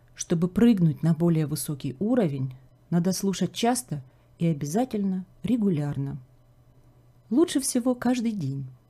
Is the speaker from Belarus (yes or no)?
no; Kharkiv, Kharkiv Oblast, Ukraine; moved away as an adult; now in Canada; город Харьков. Это мой родной город